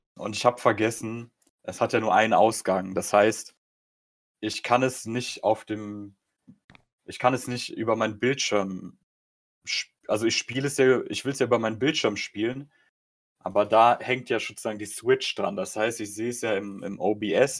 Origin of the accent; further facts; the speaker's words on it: Germany; mehr Deutscher als Pole vom, vom bürokratischen her. Ich bin hier geboren.